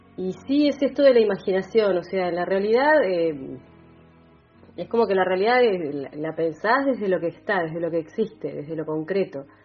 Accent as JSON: {"language": "Spanish", "town": "Bahía Blanca", "region": "Buenos Aires Province", "country": "Argentina", "tie": "born or raised there", "moved": "as an adult", "lives_now": "General Roca, Argentina", "said": "nací en Bahía Blanca, pero desde que pisé el valle, que lo pisé por primera vez en 2003, me enamoré y bueno, dije, acá quiero echar raíces, acá me quedo."}